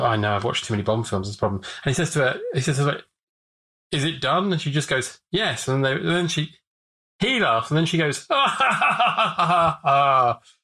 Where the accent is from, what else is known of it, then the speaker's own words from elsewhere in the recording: Watford, East of England, United Kingdom; I grew up in Watford, and they filmed a lot of EastEnders around there